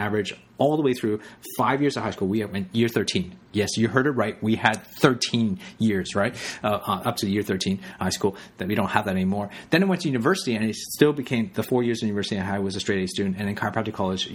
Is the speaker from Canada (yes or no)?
yes; Canada; also born or lived in Hong Kong; I was born in Canada, but at age of 5, I actually left to go to Hong Kong. My parents moved us to Hong Kong for 4 years